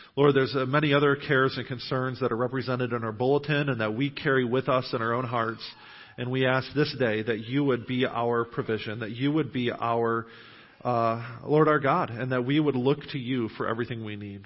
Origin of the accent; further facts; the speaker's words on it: Western New York, United States; moved away as an adult; now in New Knoxville, United States; I grew up in Western New York